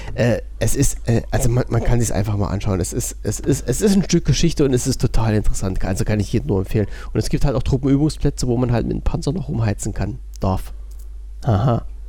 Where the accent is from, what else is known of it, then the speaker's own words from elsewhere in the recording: East Germany, Germany; ich als gebürtiger Ossi